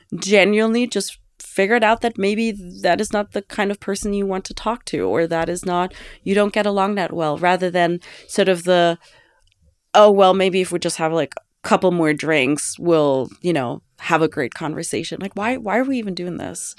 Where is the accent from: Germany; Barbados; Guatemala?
Germany; Ravensburg, Baden-Württemberg; born or raised there; now in New York, United States